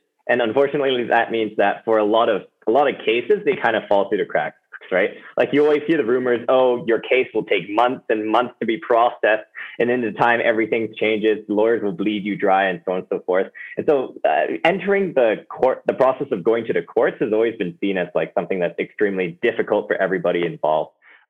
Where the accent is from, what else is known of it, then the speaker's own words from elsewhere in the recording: Hong Kong; Well, I grew up in Hong Kong, actually. Both my parents are Americans, but they decided to work abroad.